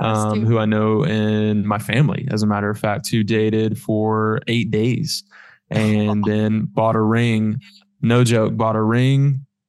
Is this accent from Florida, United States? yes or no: yes; Florida, United States; moved away; I'm from Florida